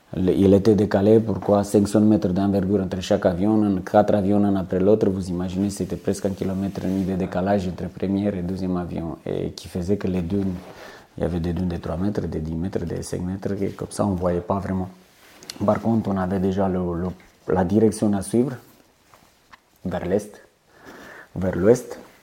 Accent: Romania; French is a second language; moved away as an adult; also born or lived in French Guiana / Corsica; now in Calvi, France

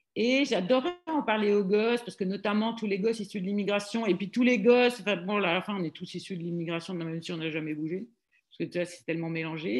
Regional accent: Roubaix, Hauts-de-France, France; moved away as an adult; now in Paris, France; quand je suis arrivée à Paris du nord de la France

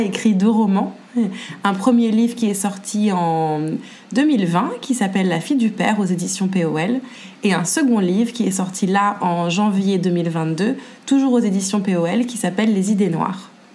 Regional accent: Paris, Île-de-France, France; je suis née à Paris et je vis toujours à Paris

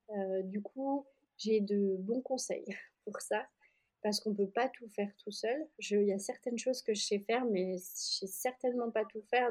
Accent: Oyonnax, Auvergne-Rhône-Alpes, France; moved away as an adult; also born or lived in Annecy; j'étais dans ma ville natale. Euh, donc là, j'étais plus à Annecy à ce moment-là. J'étais rentrée euh, dans le Jura

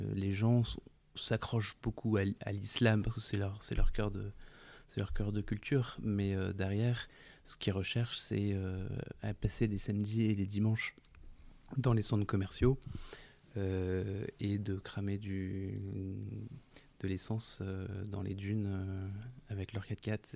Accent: France; also born or lived in Italy; chez nous en France

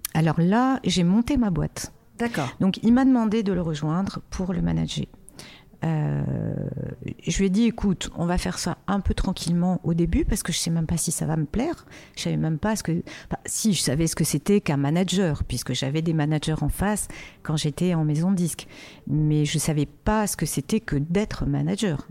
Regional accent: Casablanca, Casablanca-Settat, Morocco; now in France; D'où je viens Je suis née à Casablanca au Maroc

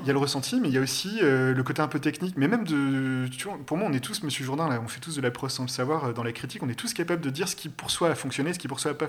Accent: Bordeaux, Nouvelle-Aquitaine, France; moved away as an adult; also born or lived in Paris; à 19 balais, ben, j'ai quitté Bordeaux, euh, mes villes natales, pour aller. Euh, ouais, je suis monté à Paris.

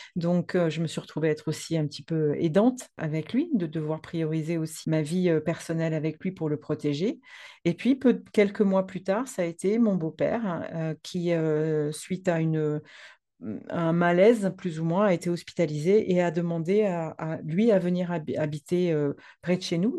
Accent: France; also born or lived in Provence; je suis française. Ah ah. J'habite dans le sud de la France, en Provence

